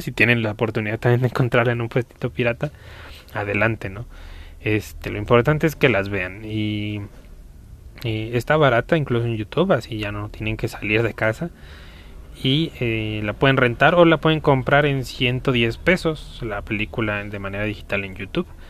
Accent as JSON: {"language": "Spanish", "country": "Mexico", "said": "aquí en mi país, que es México"}